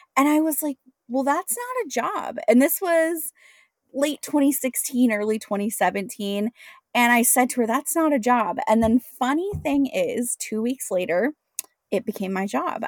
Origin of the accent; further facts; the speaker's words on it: Washington, United States; moved away as an adult; also born or lived in San Diego; born and raised in Washington State